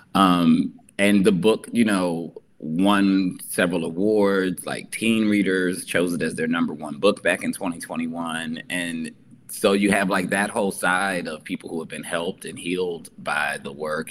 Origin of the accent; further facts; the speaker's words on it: New Jersey, United States; I'm from New Jersey